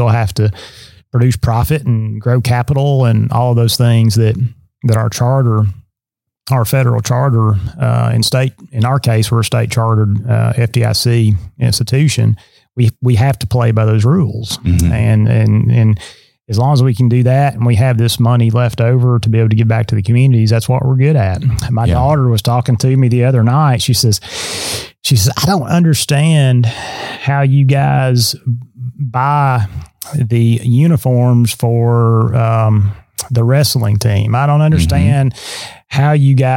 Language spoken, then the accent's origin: English; Lawrence County, southern Middle Tennessee, United States; moved away as an adult; now in Southeast Tennessee, United States; I grew up around in Lawrence County in southern Middle Tennessee